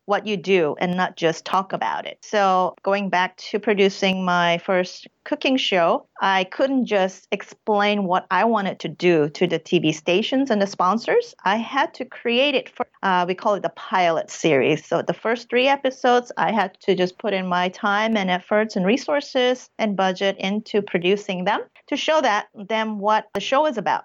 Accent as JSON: {"language": "English", "country": "Brunei", "tie": "born or raised there", "also_born_or_lived": "Saigon, Vietnam / South Korea", "moved": "yes", "lives_now": "United States", "said": "the whole family moved to a small country of Brunei in Southeast Asia, and I grew up there for 12 years."}